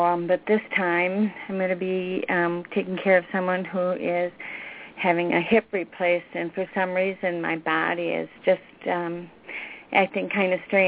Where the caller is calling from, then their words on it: Wisconsin, United States; I'm from Wisconsin.